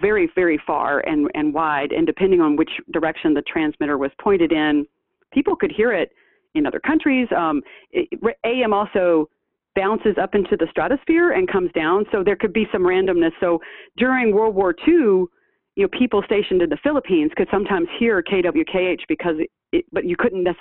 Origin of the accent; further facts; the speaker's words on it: Shreveport, Louisiana, United States; moved away as an adult; also born or lived in Michigan; I'm from Shreveport, born and raised, as was my mother before me